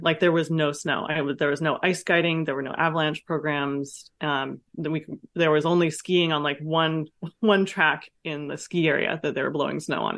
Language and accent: English; Vallejo, California, United States; also born or lived in France; I grew up in Vallejo, Ca, in California, in the city, um, with a single mom